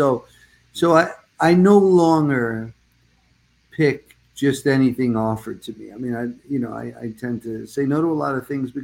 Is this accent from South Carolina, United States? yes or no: no; New Jersey, United States; moved away; also born or lived in Brooklyn, New York; I was born in Brooklyn, raised mostly in Jersey.